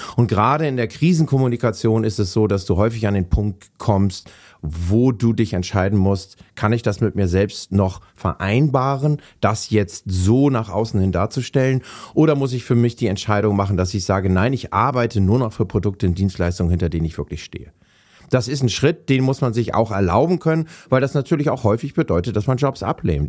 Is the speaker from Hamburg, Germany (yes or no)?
yes; Hamburg, Germany; moved away as an adult; now in Wendland, Germany; ich bin, ja, alter Hamburger. Äh, ich bin in Hamburg aufgewachsen